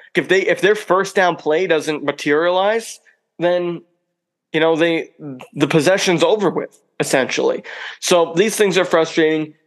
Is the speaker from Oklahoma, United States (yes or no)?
no; Lisbon, Maine, United States; my hometown here in Lisbon, Maine